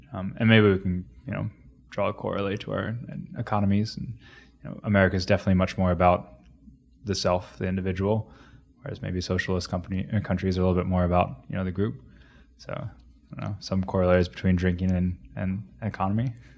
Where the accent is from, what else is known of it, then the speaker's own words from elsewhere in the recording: Grove City, Ohio, United States; moved away; also born or lived in Xenia, Ohio / Cincinnati / Columbus / New Zealand; so that's where I grew up